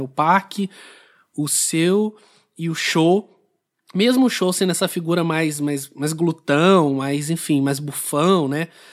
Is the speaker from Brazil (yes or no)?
yes; Brazil; para gente aqui como brasileiro